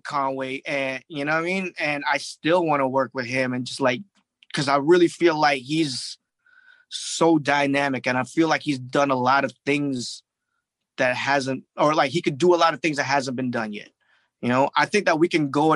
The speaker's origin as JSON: {"language": "English", "town": "Toronto", "region": "Ontario", "country": "Canada", "said": "I'm from Toronto too"}